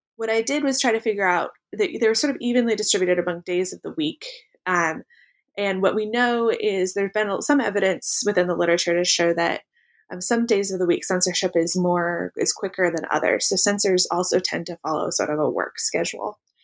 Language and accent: English; Pacific Northwest, United States; I grew up in the Pacific Northwest